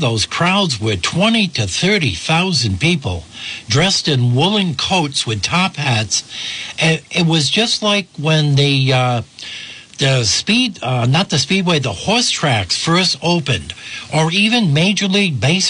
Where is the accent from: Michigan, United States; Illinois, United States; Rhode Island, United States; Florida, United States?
Rhode Island, United States; Burrillville; I grew up in Mapleville, in Burrillville, the town of Burrillville, a little village.